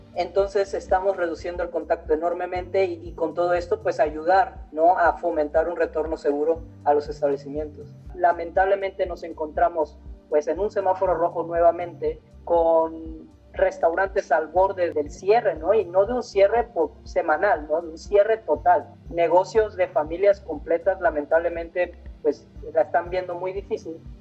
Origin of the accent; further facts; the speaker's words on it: Mexico; nosotros somos de aquí, perdón, somos mexicanos